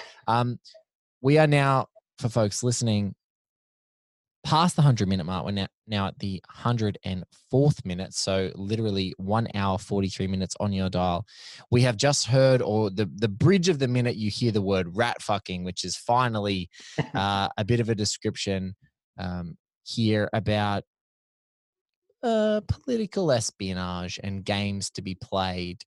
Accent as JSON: {"language": "English", "country": "Australia", "said": "we're both Aussies"}